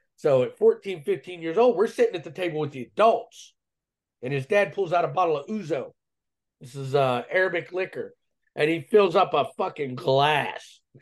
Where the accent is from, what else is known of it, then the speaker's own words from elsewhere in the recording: Cleveland, Ohio, United States; I was born in Cleveland, Ohio, in the mid '80s